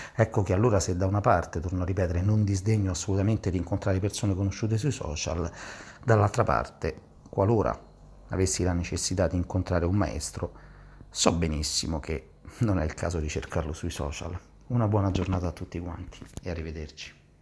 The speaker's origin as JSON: {"language": "Italian", "town": "Gioiosa Marea", "region": "Sicily", "country": "Italy", "moved": "yes", "lives_now": "Rome, Italy", "said": "fisioterapista e ipnoterapista di Roma e parlo però dalla Sicilia dal mio paese di origine, Gioiosa Marea, in provincia di Messina"}